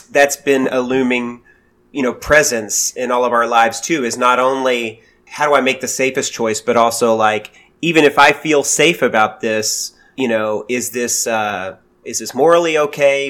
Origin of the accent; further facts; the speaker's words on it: United States; being an American